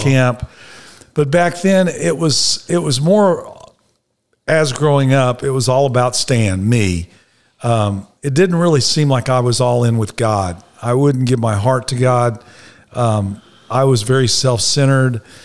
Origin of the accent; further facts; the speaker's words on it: Dallas, Texas, United States; I was born in Dallas, Texas, Baylor Hospital